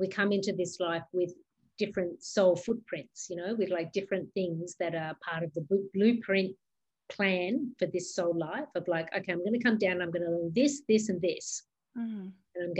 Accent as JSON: {"language": "English", "country": "Australia", "tie": "born or raised there", "also_born_or_lived": "New York", "moved": "yes", "said": "I was born in Australia. That's where my mum lives."}